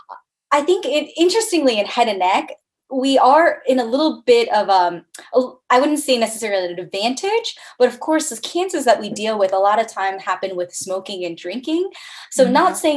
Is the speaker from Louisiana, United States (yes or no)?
no; Bethesda, Maryland, United States; moved away; also born or lived in Cleveland, Ohio / Columbus, Ohio; I'm originally from the Bethesda, Maryland area